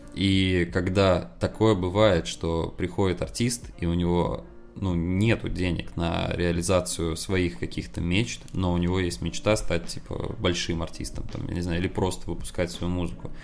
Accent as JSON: {"language": "Russian", "region": "Saint Petersburg", "country": "Russia", "moved": "as an adult", "lives_now": "Moscow, Russia", "said": "А еще я сам из Питера"}